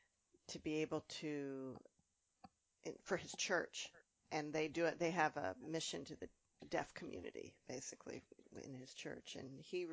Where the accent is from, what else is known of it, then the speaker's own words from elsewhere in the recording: Strasburg, Pennsylvania, United States; I grew up in Strasburg, which is not that far away.